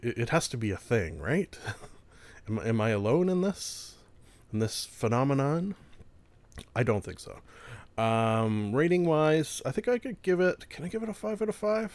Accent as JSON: {"language": "English", "country": "Canada", "said": "being a Canadian"}